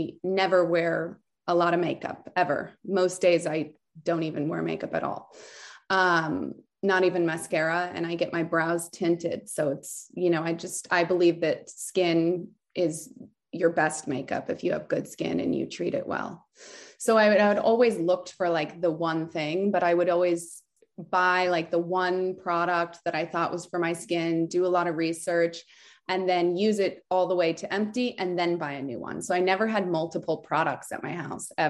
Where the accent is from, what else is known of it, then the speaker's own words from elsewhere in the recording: Southern California, United States; also born or lived in France / Aspen; I was born in France and I grew up in California, Southern California